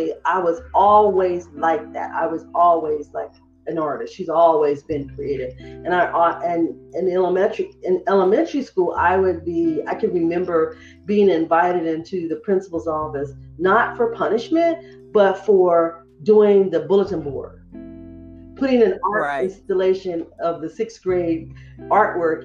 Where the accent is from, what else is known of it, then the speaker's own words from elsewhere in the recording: Fresno, California, United States; moved away as an adult; growing up in Fresno